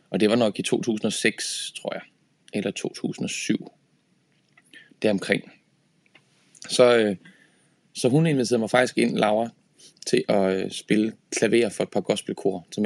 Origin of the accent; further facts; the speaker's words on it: Horsens, Central Denmark Region, Denmark; Øh, jeg, jeg kommer fra Horsens og spillede rigtig meget på Horsens Musikskole